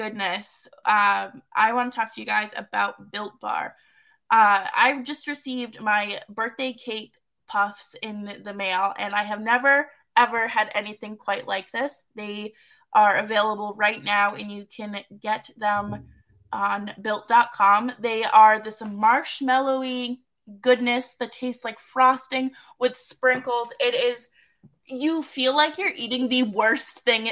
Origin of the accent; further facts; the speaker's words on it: Boston, Massachusetts, United States; I'm from Boston